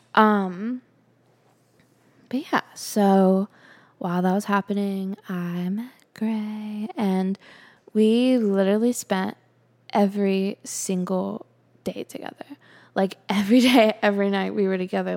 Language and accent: English; Charlotte, North Carolina, United States; moved away as an adult; also born or lived in Calabash, North Carolina / California; I was about to graduate college in my hometown, living with my nana.